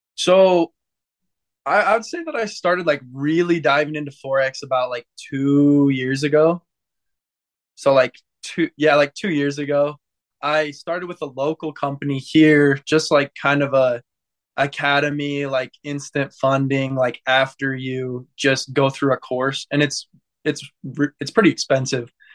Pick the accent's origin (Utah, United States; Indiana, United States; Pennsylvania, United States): Utah, United States; Santaquin; I'm from Santaquin, Utah